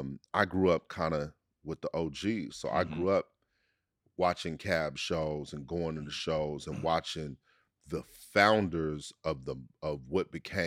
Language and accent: English; New Orleans, Louisiana, United States; born there; also born or lived in New York / Los Angeles / Oakland / Richmond; I lived in New York. I was born in New Orleans. I lived